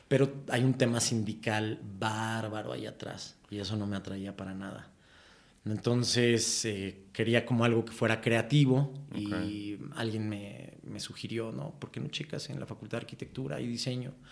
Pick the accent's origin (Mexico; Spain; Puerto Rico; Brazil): Mexico; Colima; moved away as an adult; now in Mexico City, Mexico; Ahí, nacido y criado hasta los 18 años, güey, que me vine a vivir acá a la Ciudad de México.